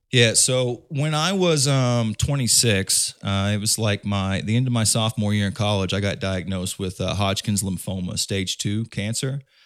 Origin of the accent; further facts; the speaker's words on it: Indiana, United States; I'm from Indiana